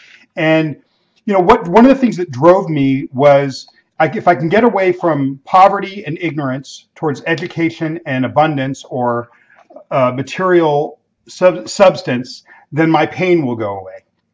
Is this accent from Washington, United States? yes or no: no; Los Angeles, California, United States; the Mexican neighborhoods where I grew up in Los Angeles.